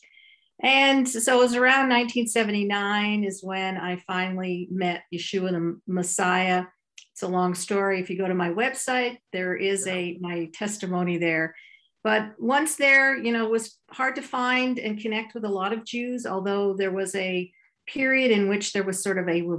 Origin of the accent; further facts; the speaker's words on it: Ottawa, Ontario, Canada; I grew up in Ottawa, Canada, a conservative Jewish home.